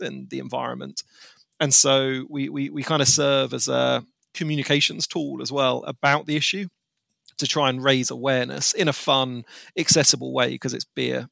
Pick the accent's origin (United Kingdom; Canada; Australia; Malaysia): United Kingdom; as a Brit